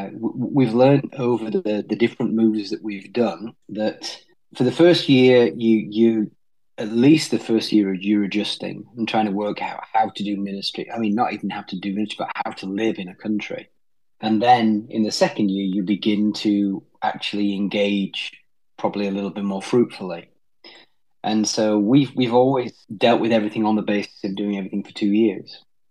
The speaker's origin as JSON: {"language": "English", "country": "New Zealand", "accent": "Kiwi", "said": "my accent's just messed up, I think, all from right, speaking different right. languages. So that's as good as it's going to get from a Kiwi accent from me."}